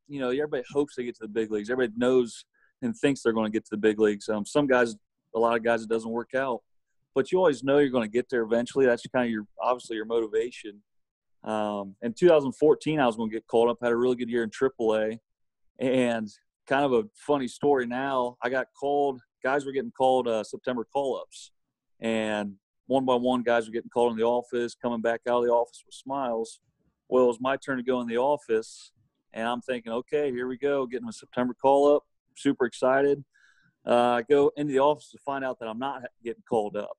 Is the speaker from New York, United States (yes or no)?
no; Fort Loramie, Ohio, United States; my hometown of Fort Laramie